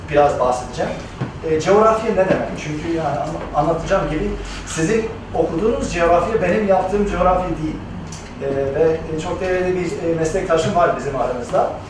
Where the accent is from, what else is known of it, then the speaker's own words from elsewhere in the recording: Los Angeles, California, United States; Turkish is a second language; moved away as an adult; now in Turkey; Los Angeles'ta, Los Angeles, California'da doğup büyüdüm ben. Ee, ama ismimden anlaşıldığı gibi yani Türk ailesinin yani, e, ailenin bir parçası Türk Ee, anneannem İzmirli.